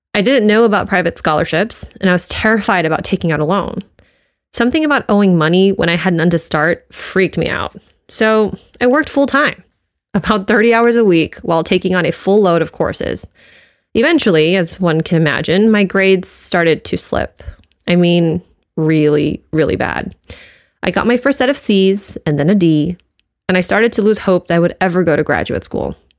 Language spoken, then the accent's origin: English; United States; being Asian American